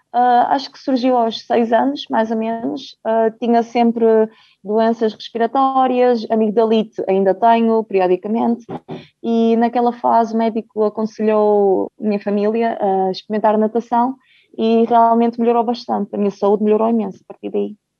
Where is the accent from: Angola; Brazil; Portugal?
Portugal; Braga; also born or lived in Ukraine; vim um, para Portugal com 3 anos, como foi muito bem dito. Ah, já tinha aqui meu pai e a minha mãe